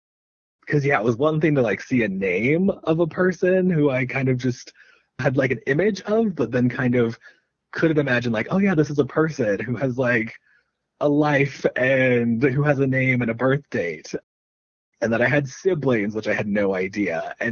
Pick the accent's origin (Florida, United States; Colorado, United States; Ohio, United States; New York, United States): Ohio, United States; born there; I guess I was lucky that I was born in Ohio